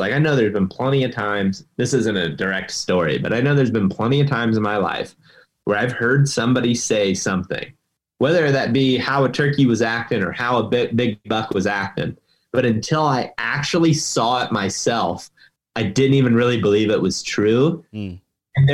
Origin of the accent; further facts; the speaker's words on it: Ohio, United States; I mean, baiting's legal in my home state of Ohio.